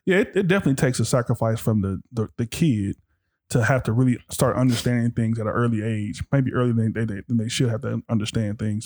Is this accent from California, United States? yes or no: yes; Compton, California, United States; growing up in Compton